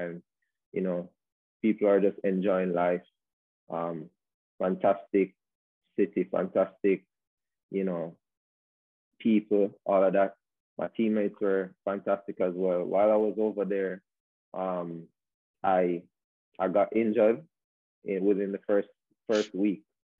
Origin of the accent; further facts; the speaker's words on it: Jamaica; also born or lived in Spain; And I was, you know, being a Jamaican over there, it gave me a lot of attention because it was always said that it's not normal for a Jamaican to be over in Spain, especially in that small city, you know what I mean?